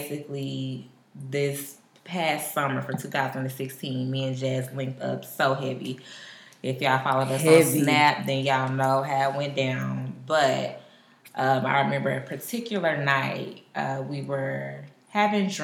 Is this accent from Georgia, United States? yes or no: no; Dallas, Texas, United States; also born or lived in Houston / Oklahoma City; I'm from Dallas